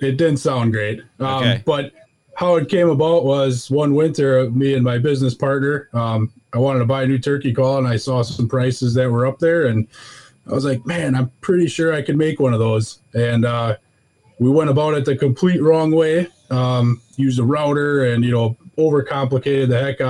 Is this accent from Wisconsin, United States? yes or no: yes; Wisconsin, United States; You know, we're from Wisconsin. Almost every family that I knew grew up hunting. So I got into deer hunting at a young age.